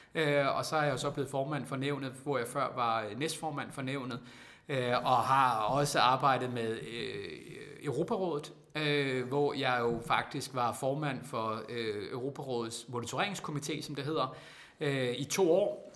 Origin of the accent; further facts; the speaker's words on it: Randers, Central Denmark Region, Denmark; jeg er jo fra Randers